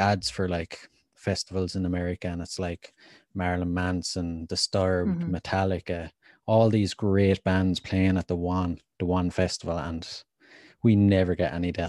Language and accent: English; Leinster, Ireland; There's this haunted house just outside my hometown. It's supposedly the most haunted house in Ireland.